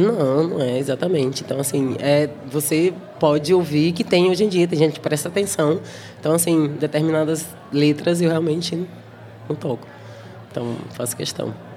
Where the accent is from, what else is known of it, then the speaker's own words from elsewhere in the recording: Brazil; moved away as an adult; now in Berlin, Germany; eu, brasileira, falava alemão, falo com acento